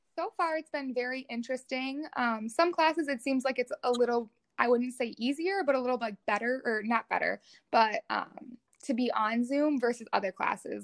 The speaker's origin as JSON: {"language": "English", "town": "Rogers", "region": "Minnesota", "country": "United States", "tie": "born or raised there", "said": "I grew up in uh, Rogers, Minnesota, which is just outside like the Twin Cities area"}